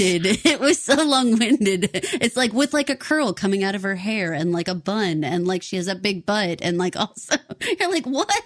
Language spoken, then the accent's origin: English; Texas, United States; Paul and I are both born and raised in Texas